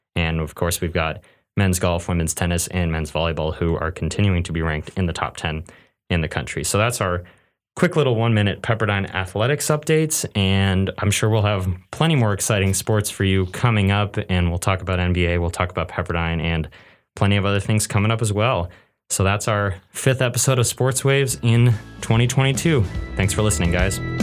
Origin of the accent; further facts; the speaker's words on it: Northern California, United States; I grew up in Northern California where the closest team to me was the Sacramento Kings